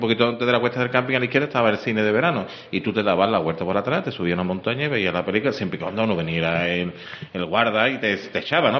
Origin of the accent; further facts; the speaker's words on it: Seville, Andalusia, Spain; Yo soy de Juan 23